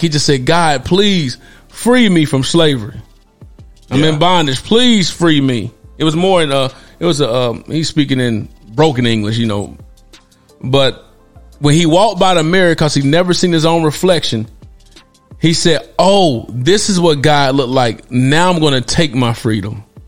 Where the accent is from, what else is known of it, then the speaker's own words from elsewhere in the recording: Knoxville, Tennessee, United States; I'm a native of Tennessee. I'm a native of Knoxville, Tennessee. I'm originated from that area.